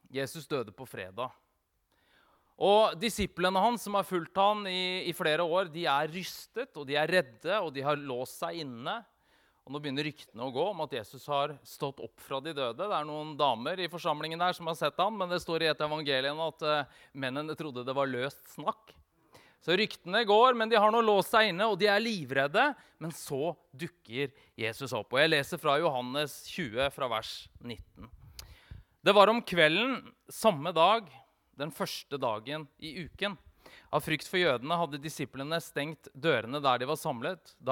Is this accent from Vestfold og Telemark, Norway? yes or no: yes; Vestfold og Telemark, Norway; Jeg er jo telemarking.